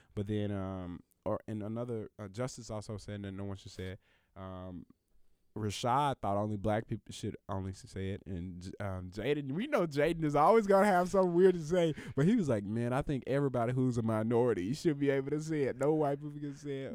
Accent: the South, United States; also born or lived in Alabama; there are more Mexicans at my school than there were black people 'cause I'm from the South

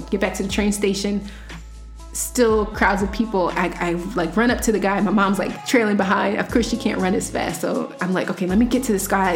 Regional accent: United States; I'm an American citizen

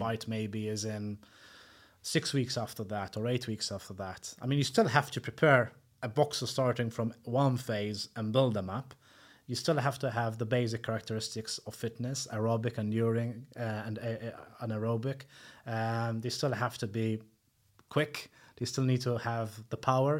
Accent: Malta; moved away as an adult; now in United Kingdom; I'm originally from Malta

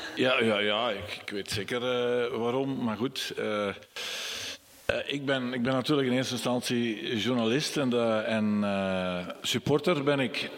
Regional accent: Borgloon, Flanders, Belgium; Ik ben eigenlijk niet afkomstig, ik ben van Borgloon afkomstig

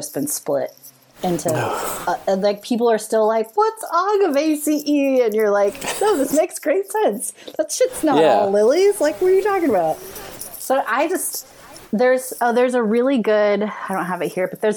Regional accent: California, United States; I grew up in California

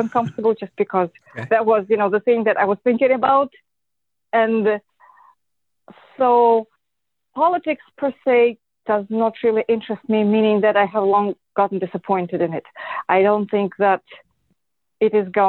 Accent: Moscow, Russia; moved away; I am Russian. I was born and raised in Moscow

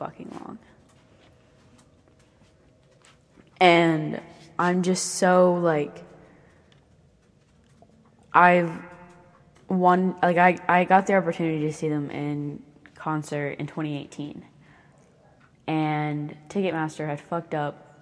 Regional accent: the South, United States; accent: southern; I just noticed my accent. There it is. It's not a negative thing to have a southern accent

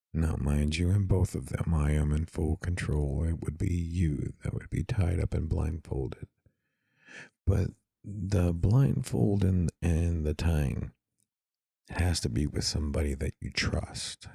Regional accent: East Texas, United States; I'm from East Texas

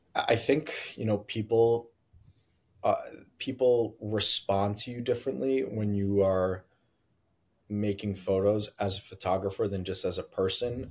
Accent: United States; also born or lived in New Jersey; now in Brooklyn, United States; I grew up in New York and New Jersey

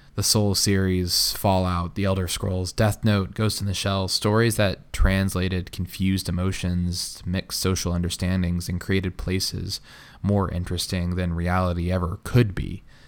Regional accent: Tulsa, Oklahoma, United States; I grew up in Tulsa, Oklahoma

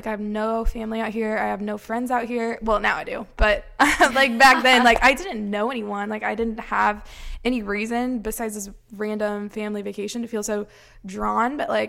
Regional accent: Quincy, Illinois, United States; moved away as an adult; I am from Quincy, Illinois, which is a tiny little town.

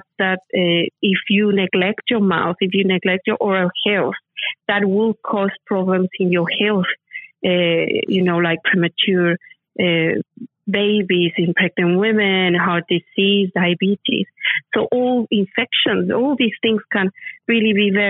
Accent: Mexico City, Mexico; now in United Kingdom; I am from Mexico City, and my dad, when we were growing up, we were just a middle class family

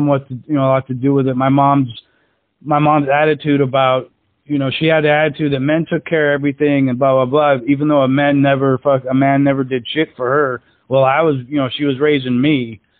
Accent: Alaska, United States; I grew up in Alaska

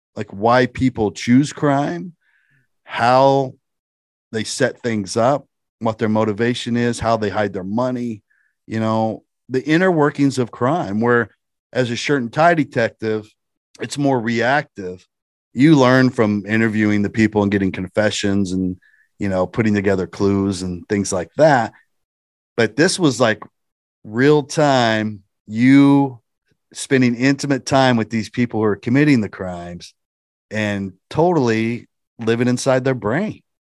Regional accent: Shelby County, Indiana, United States; I was from Shelby County, Indiana, which is, you know, a suburb area of Indianapolis.

